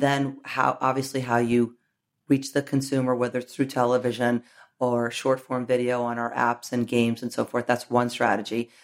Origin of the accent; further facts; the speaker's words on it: New York, United States; I grew up in New York